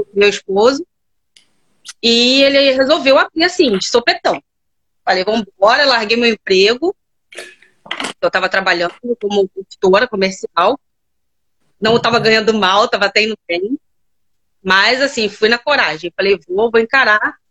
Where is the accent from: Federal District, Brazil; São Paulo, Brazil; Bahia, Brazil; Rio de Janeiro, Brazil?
Rio de Janeiro, Brazil; Eu sou do Rio de Janeiro, mais tá. precisamente Campo Grande